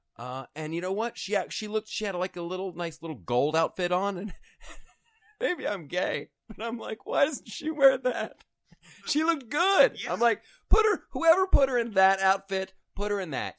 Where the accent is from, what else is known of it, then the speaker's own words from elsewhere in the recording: Ohio, United States; I'm from Ohio